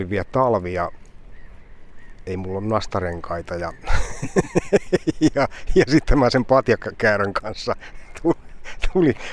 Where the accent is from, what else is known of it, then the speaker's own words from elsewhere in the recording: South Savo, Finland; Enonkosken liepeillä. Niin, että mä oon aina pitänyt itteeni semmoisena puolisavolaisena.